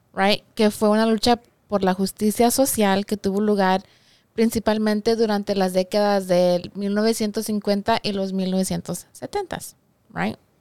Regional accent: Mexico; soy mexicana

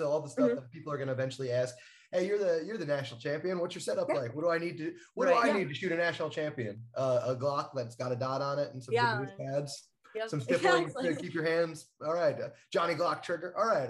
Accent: New Jersey, United States; because I'm from New Jersey

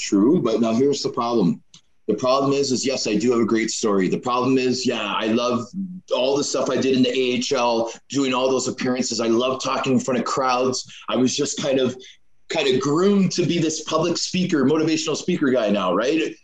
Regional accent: Canada; also born or lived in United States / Belfast; I'm a Canadian citizen

